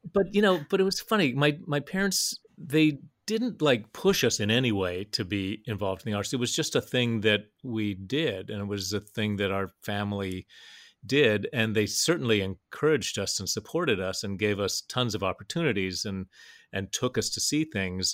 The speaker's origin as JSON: {"language": "English", "town": "Huntington", "region": "West Virginia", "country": "United States", "tie": "born or raised there", "also_born_or_lived": "New York", "moved": "yes", "said": "I grew up in West Virginia, and that was where my dad was teaching"}